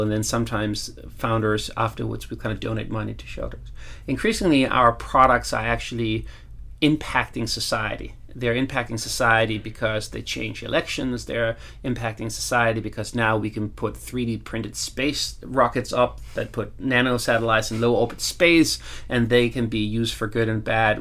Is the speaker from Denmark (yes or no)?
yes; Copenhagen, Capital Region of Denmark, Denmark; I'm from Copenhagen